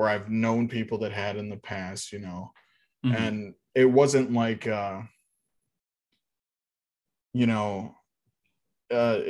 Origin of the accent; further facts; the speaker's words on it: Texas, United States; I grew up in Texas